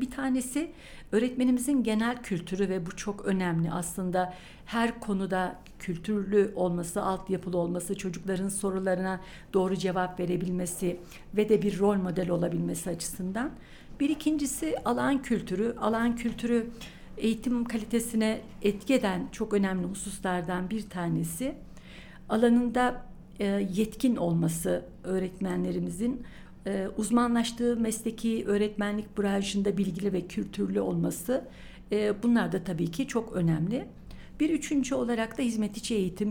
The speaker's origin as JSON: {"language": "Turkish", "region": "Niğde", "country": "Turkey", "tie": "born or raised there", "also_born_or_lived": "İzmir / Gümüşhane", "moved": "as an adult", "lives_now": "Ankara, Turkey", "said": "1959 Niğde doğumluyum. Ee, ilk orta ve lise eğitimimi Niğde'de tamamladım."}